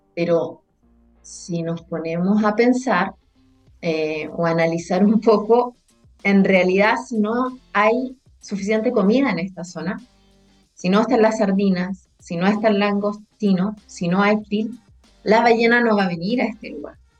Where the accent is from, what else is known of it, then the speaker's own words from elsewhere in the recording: Punta Arenas, Magallanes and Chilean Antarctica, Chile; also born or lived in Valdivia; soy nacida y criada acá en Punta Arenas